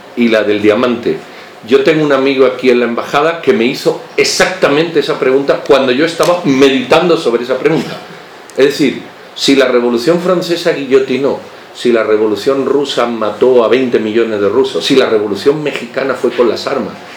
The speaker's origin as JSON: {"language": "Spanish", "country": "Spain", "moved": "yes", "lives_now": "Guatemala", "said": "cuando yo nací, yo soy español de origen"}